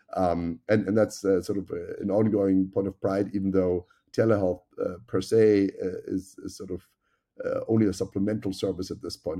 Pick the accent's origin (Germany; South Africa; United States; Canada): Germany; moved away; as you can tell by my accent, I grew up in Germany